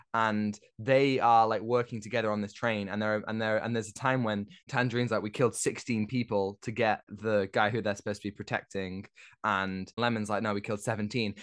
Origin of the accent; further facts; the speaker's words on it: United Kingdom; as a Brit myself